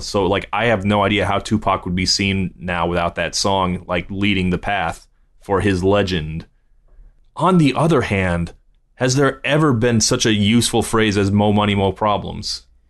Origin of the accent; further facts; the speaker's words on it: Virginia Beach, Virginia, United States; also born or lived in West Coast (born); now in California, United States; a Virginia Beach kid